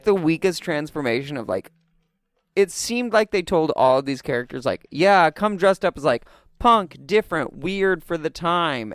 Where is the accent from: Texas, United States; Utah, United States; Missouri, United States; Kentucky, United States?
Missouri, United States; I'm from Missouri